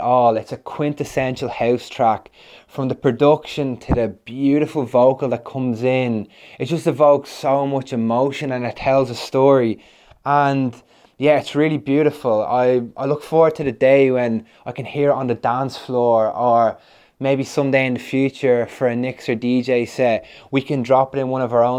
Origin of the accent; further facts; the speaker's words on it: Ireland; now in London, United Kingdom; we're an Irish duo who make tunes remotely. I'm based in London